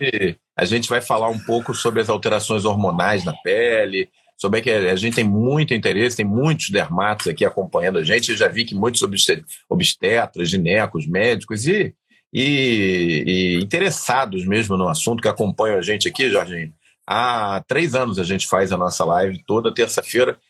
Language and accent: Portuguese; Rio de Janeiro, Brazil; existia uma maternidade aqui no Rio, onde eu nasci, que já não existe mais